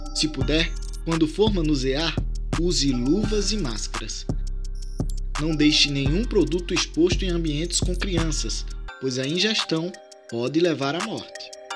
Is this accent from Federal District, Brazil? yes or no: no; Iguaraci, Pernambuco, Brazil; eu sou natural de Jabitacá, é, distrito do município de Guaraci, aqui no sertão do Pajeú, pernambucano